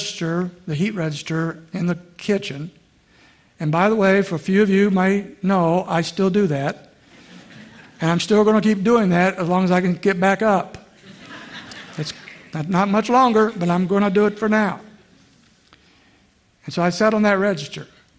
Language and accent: English; a little town outside Indianapolis, United States; a little before I was 5, we moved from Indianapolis to a little town outside